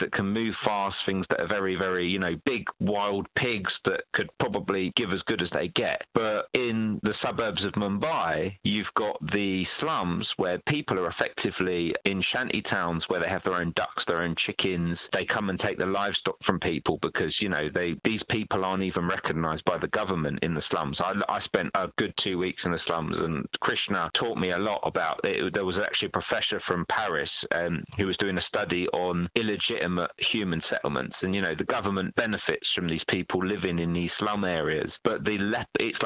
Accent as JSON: {"language": "English", "region": "London", "country": "United Kingdom", "said": "I was from Northwest London"}